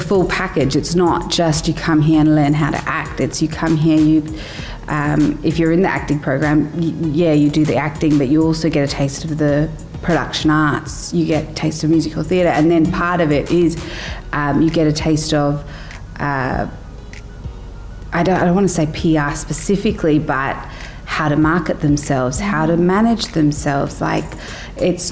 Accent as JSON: {"language": "English", "town": "Brisbane", "region": "Queensland", "country": "Australia", "moved": "yes", "lives_now": "Sharjah, United Arab Emirates", "said": "I come from Brisbane"}